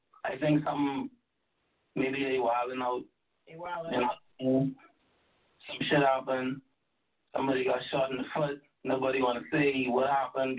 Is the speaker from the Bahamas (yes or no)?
yes; Bahamas; I'm from the Bahamas